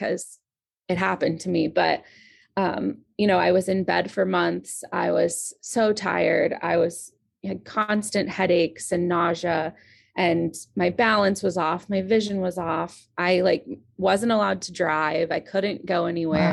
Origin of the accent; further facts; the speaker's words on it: Maryland, United States; So, I grew up in Maryland